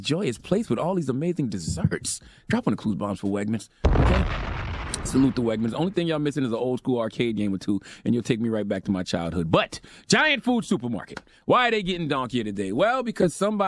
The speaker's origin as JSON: {"language": "English", "town": "Moncks Corner", "region": "South Carolina", "country": "United States", "tie": "born or raised there", "moved": "yes", "said": "I was raised in Monk's Corner, South Carolina"}